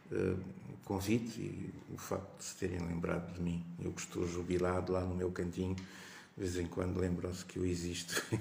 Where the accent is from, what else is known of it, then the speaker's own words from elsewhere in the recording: Quelimane, Zambezia, Mozambique; eu devo dizer que eu sou natural de Climane, mas eu sou um pouco um produto de, de todo o norte de Moçambique, porque a minha vida foi foi vivida em, em, todas as províncias do norte do país.